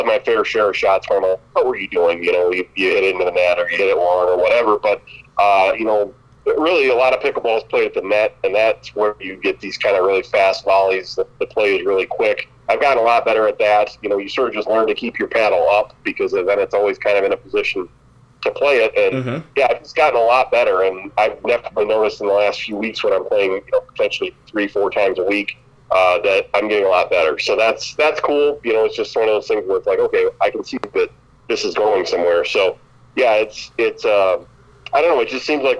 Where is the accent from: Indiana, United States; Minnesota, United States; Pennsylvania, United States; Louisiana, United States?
Minnesota, United States; Lee Center; now in Mitchell, United States; I grew up in Lee Center, Minnesota